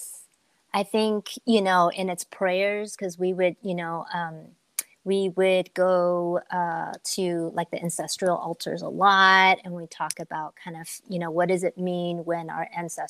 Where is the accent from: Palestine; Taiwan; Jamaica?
Taiwan; Taipei; moved away; growing up in Taiwan and Taipei, I mean, I come from a really big family, and there's just a lot of like cultural spirituality, right? Kind of folk religion